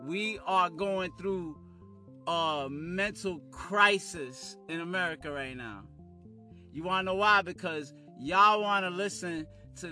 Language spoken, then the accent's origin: English; New York City, New York, United States; also born or lived in Harlem; I was raised in Brooklyn